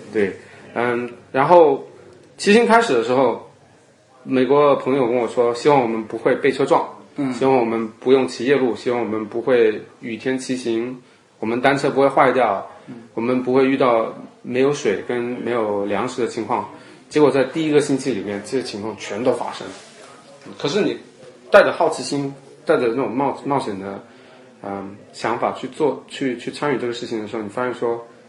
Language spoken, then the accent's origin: Chinese; Chaozhou, Guangdong, China; moved away as an adult; now in United States; 我是潮州人嘛，那么潮州人当然是以茶会友